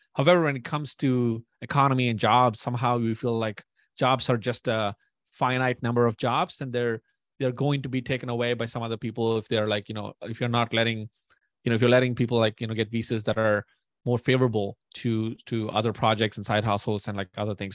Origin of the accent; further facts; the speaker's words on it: India; moved away as an adult; now in United States; born and raised in India for twenty years and then moved to the U S.